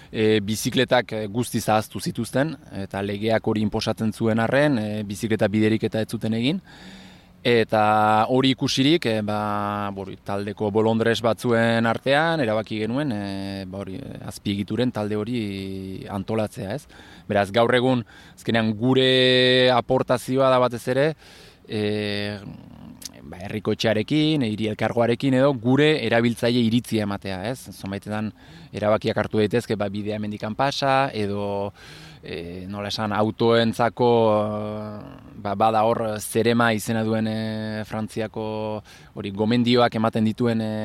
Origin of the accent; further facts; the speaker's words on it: Gipuzkoa, Basque Country, Spain; now in Bayonne, France; sortzez e, eh, Gipuzko arra, eta hori, ba, bai honan bizi naiz duela sai urtetikan